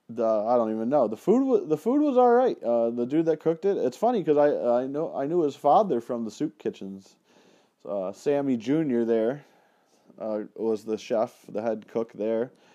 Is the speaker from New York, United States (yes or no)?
yes; Penfield, New York, United States; in my hometown there in Penfield